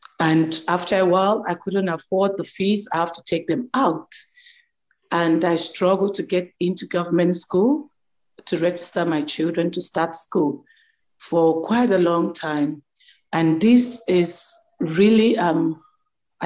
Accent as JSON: {"language": "English", "country": "Nigeria", "moved": "as an adult", "lives_now": "South Africa", "said": "I'm a Nigerian who lived in South Africa for over 19 years."}